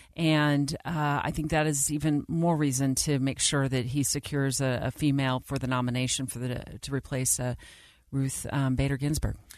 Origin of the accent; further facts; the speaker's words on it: Arizona, United States; my home state of Arizona